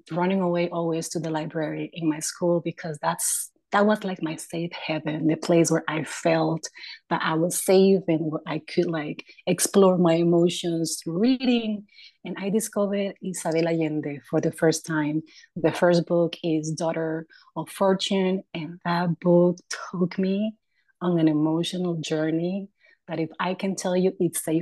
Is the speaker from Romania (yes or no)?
no; Nicaragua; moved away; I'm from Nicaragua